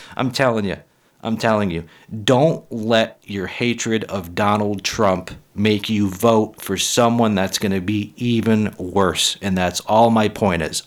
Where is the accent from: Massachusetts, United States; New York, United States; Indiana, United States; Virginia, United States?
Massachusetts, United States; Massachusetts. That's my home state